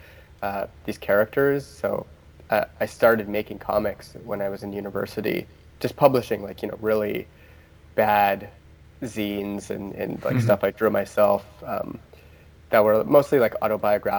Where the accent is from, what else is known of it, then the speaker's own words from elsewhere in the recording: Ontario, Canada; So I'm from Canada, and I grew up in Ontario